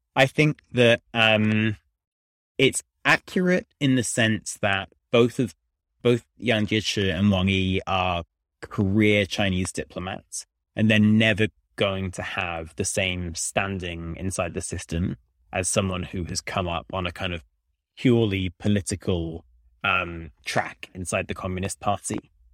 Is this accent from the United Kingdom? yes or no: yes; United Kingdom; moved away as an adult; now in Washington, D.C., United States; I'm a British person in D C